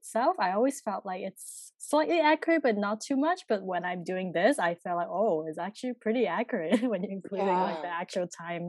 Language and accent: English; Hong Kong; moved away as an adult; also born or lived in Toronto, Canada; now in Vancouver, Canada; I'm a little bit more complicated. I was born in Toronto, but I went to Hong Kong when I was 2. So I was raised in Hong Kong and then I came back to Vancouver like 6 years ago, just to attend UBC